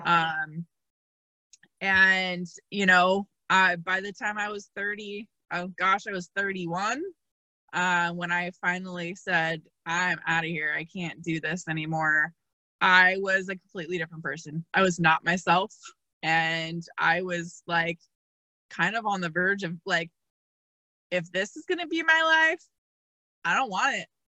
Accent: Seattle, Washington, United States; I am from Seattle, Washington

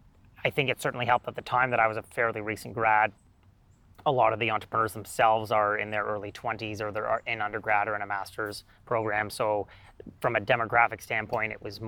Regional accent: Ottawa, Ontario, Canada; my hometown

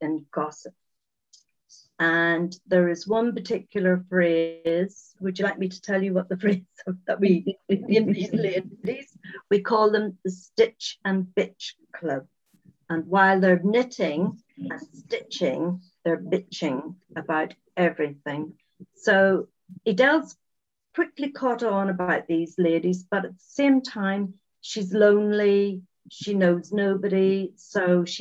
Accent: Northern Ireland, United Kingdom; moved away; also born or lived in England; I'm originally from Northern Ireland and I lived in England for quite a few years. And I've recently returned just 6 years ago, next month, back to Northern Ireland to a small village.

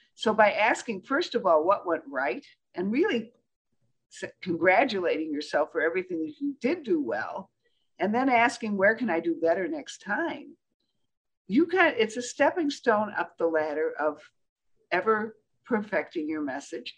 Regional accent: Michigan, United States; I'm from Michigan

